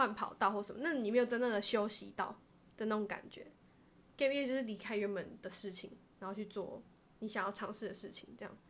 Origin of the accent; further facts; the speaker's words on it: Taiwan; 我觉得台我们台湾人，我这样是不是太现实？